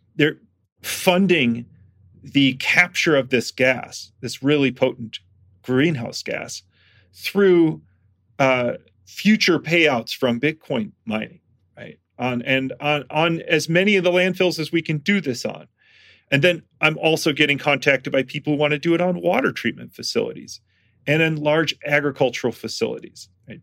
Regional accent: Michigan, United States; moved away; I'm from Michigan and th, th, we had these in Michigan because there was a little natural gas boom when I was a kid in Michigan.

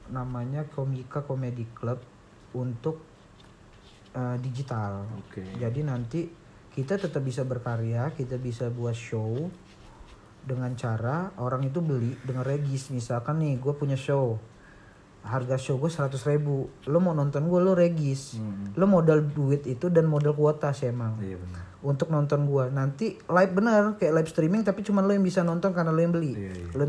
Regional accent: Lampung, Indonesia; gue orang Lampung tapi gue pengen ditonton orang Jakarta

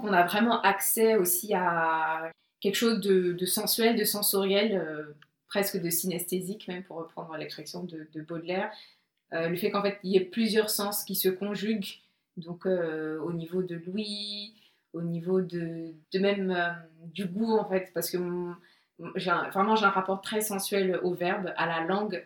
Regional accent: Côte d’Ivoire; je suis née euh, en Côte d'Ivoire, j'ai grandi en Côte d'Ivoire

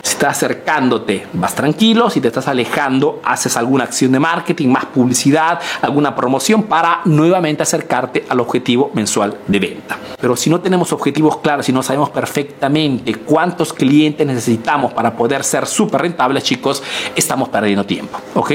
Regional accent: Peru; now in Italy

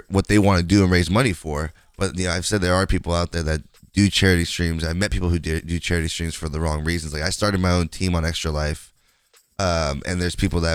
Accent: West Coast, United States; I'm from the West Coast

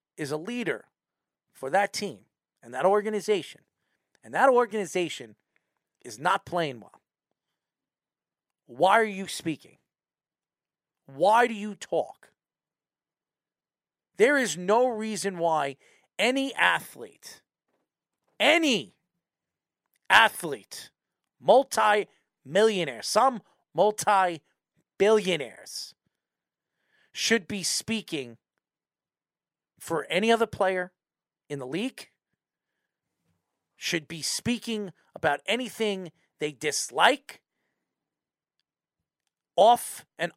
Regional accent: United States; as an American

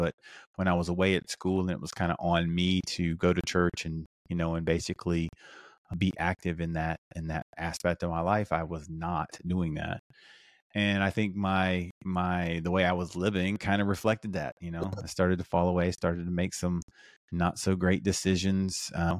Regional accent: South Carolina, United States; I grew up in South Carolina, which is the Bible Belt. So I grew up in church for the most part.

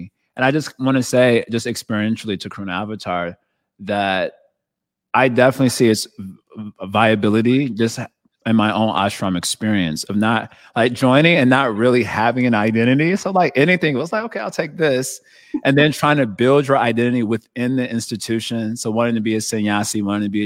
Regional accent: United States; I'm an American

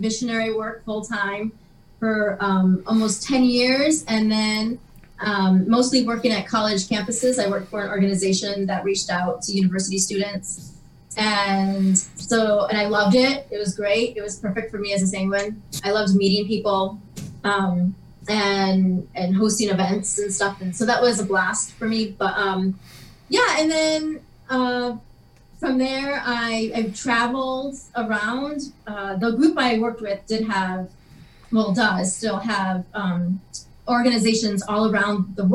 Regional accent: West Michigan, United States; I grew up in Michigan, in West Michigan

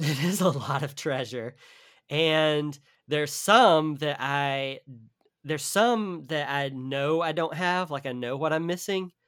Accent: the South, United States; I'm from the South, so they are, like, asking me about, like, Southern terms

